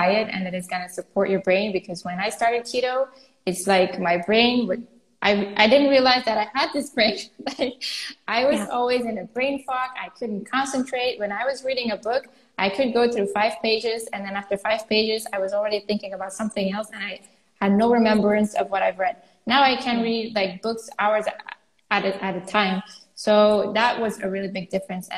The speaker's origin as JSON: {"language": "English", "region": "Flanders", "country": "Belgium", "said": "I'm Flemish, I'm from Belgium too"}